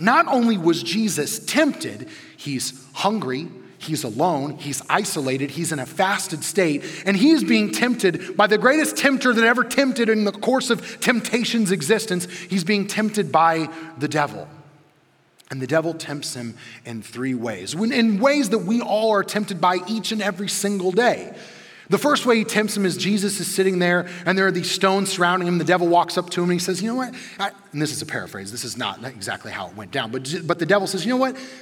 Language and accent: English; Midwest, United States; a chunky kid who grew up in the 90s in the Midwest